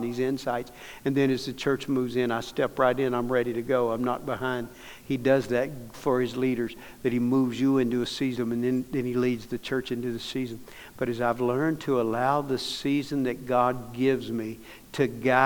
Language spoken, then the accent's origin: English; Dallas, Texas, United States; I'm from Dallas